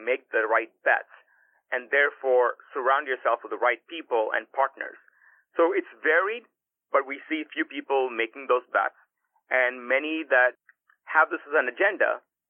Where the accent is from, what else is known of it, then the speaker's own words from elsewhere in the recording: California, United States; at least as I was growing up in Silicon Valley and looking at a lot of these kind of problems